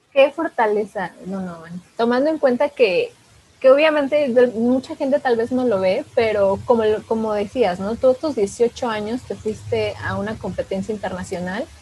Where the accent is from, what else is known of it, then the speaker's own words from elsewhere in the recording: Mexico; nosotros como mexicanos